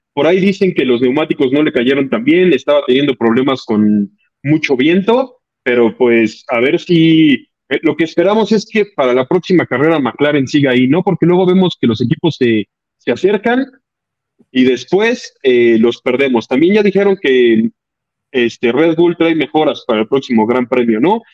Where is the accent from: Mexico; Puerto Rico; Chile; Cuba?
Mexico; como mexicanos